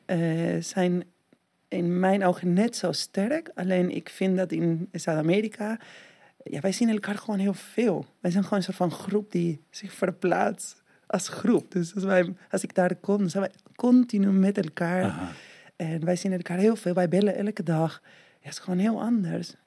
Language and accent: Dutch; Argentina; Dutch is a second language; moved away as an adult; now in Netherlands; Ik kom uit Argentinië en dan woon ik in Nederland ja, bijna 20 jaar. Eh, maar toen ik dertien was, woonde ik in Argentinië.